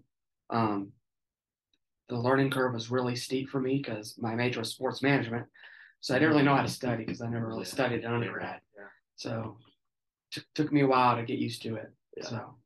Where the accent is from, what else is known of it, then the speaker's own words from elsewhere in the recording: Memphis, Tennessee, United States; I'm from Memphis, Tennessee